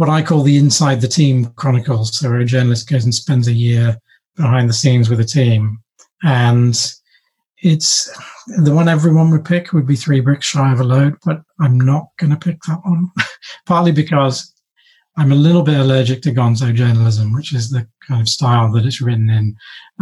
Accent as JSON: {"language": "English", "region": "London", "country": "United Kingdom", "tie": "born or raised there", "said": "we moved down to London when I was 10, 11."}